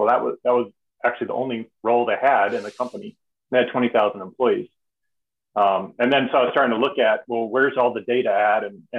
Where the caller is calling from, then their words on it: St. Louis, Missouri, United States; I am talking to you from St. Louis, Missouri.